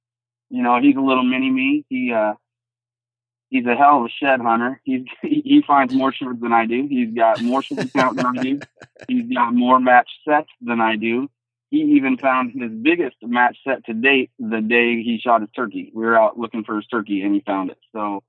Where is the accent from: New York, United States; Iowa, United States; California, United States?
Iowa, United States; Well, like you said, I'm from Southeast Iowa. Born and raised, only left to go to college and came right back home.